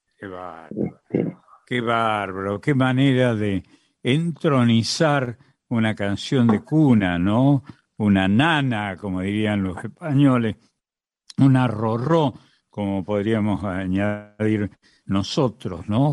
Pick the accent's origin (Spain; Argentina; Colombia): Argentina; Córdoba; en Córdoba, mi Córdoba, yo soy cordobés también